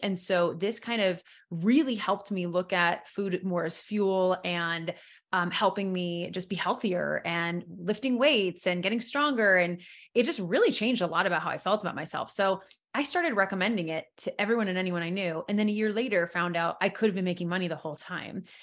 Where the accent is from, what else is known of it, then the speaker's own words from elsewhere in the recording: New York, United States; moved away; I'm from originally from New York, so I moved back to New York in 2012.